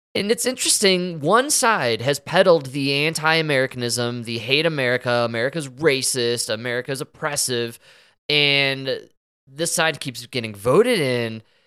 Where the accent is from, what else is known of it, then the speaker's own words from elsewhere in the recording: Chicago, Illinois, United States; I'm from Chicago